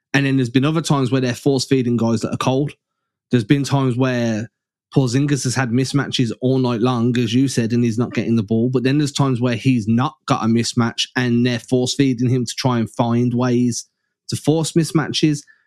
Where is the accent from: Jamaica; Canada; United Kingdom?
United Kingdom; England; I'm English